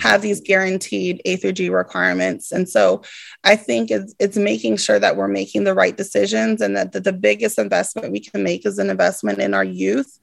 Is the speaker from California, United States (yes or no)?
yes; Stockton, California, United States; also born or lived in Bay Area; as a young person growing up in Stockton